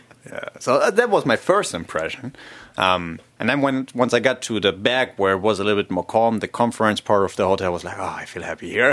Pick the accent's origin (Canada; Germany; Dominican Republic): Germany; I'm myself from Germany